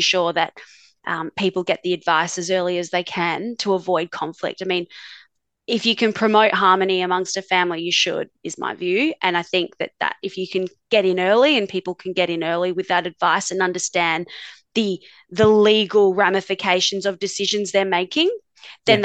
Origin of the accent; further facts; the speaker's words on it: Darwin, Northern Territory, Australia; also born or lived in Adelaide, Australia; now in Melbourne, Australia; I grew up in Darwin, actually, up in the top end, and did my schooling and law degree in, in Adelaide